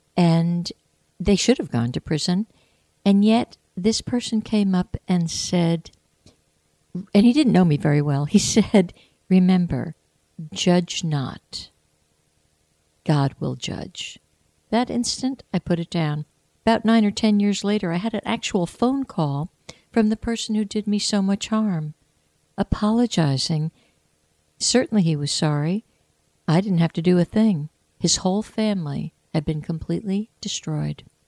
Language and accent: English; United States; I was born in the United States of America. I was educated in the United States of America